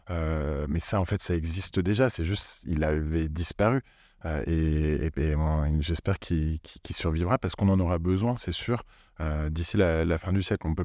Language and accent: French; Italy; accent: Italian; French is a second language; excusez-moi pour mon accent italien